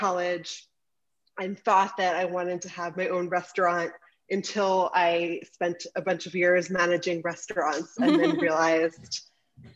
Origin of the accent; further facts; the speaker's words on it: Baltimore, Maryland, United States; I grew up in Baltimore, Maryland